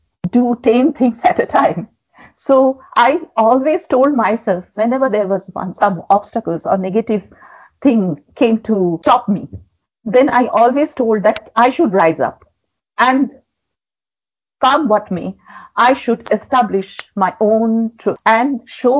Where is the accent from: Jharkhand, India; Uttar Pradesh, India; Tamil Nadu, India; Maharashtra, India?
Jharkhand, India; Jamshedpur; moved away; also born or lived in Kolkata; my hometown, that is Jamshedpur